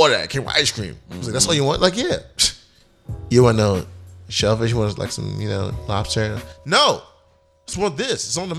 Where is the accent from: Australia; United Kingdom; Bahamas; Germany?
Bahamas; Yo, you know I'm from the Bahamas.